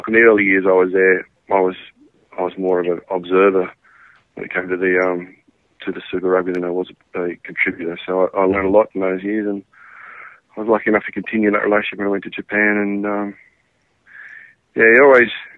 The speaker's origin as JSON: {"language": "English", "town": "Wagga Wagga", "region": "New South Wales", "country": "Australia", "tie": "born or raised there", "also_born_or_lived": "Sydney / Canberra", "moved": "yes", "said": "I grew up in Wagga"}